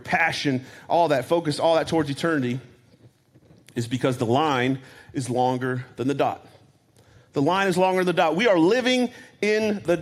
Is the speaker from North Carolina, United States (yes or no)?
yes; North Carolina, United States; I'm from North Carolina, and I'm a redneck